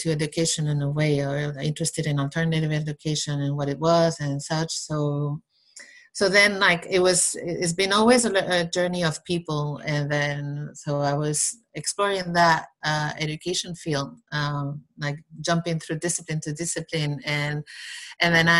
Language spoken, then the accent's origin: English; Basque Country, Spain; now in Barcelona, Spain; I'm from the Basque country in Spain. I live in Barcelona right now